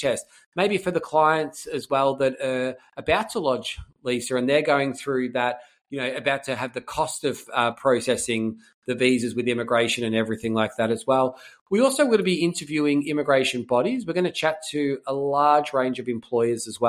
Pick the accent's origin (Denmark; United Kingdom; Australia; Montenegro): Australia; Melbourne, Victoria; moved away as an adult; also born or lived in Ayers Rock; I'm from Melbourne originally.